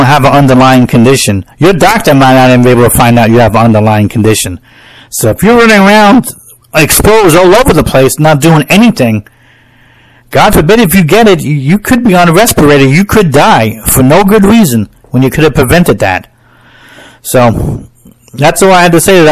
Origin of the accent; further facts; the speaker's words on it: United States; I'm an American